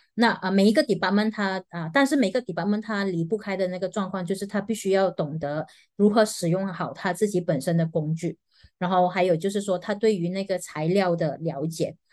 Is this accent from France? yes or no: no; Malaysia; 我们马来西亚人